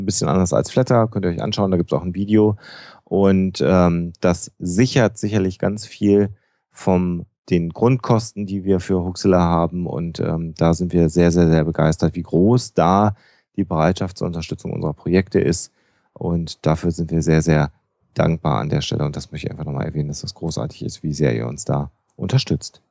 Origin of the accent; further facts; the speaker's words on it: North Rhine-Westphalia, Germany; Ich bin Ostwestfale